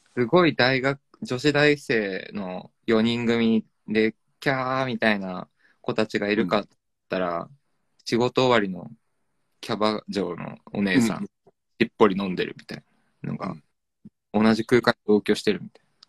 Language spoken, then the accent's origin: Japanese; Ome, Tokyo, Japan; born or raised there